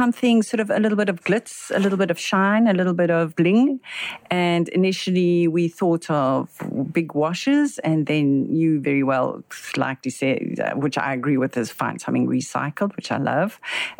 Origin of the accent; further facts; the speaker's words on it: Johannesburg, Gauteng, South Africa; now in Cape Town, South Africa; So I live in Cape Town, but I'm initially from Joburg.